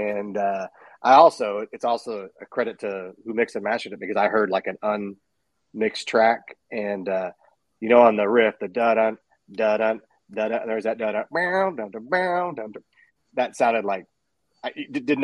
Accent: Texas, United States; I come from Texas

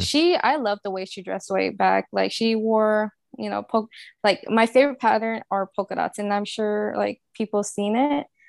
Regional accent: New Orleans, Louisiana, United States; moved away as an adult; now in Houston, United States; I live in Houston, and I've been here since, uh, Katrina, 'cause I'm actually from New Orleans

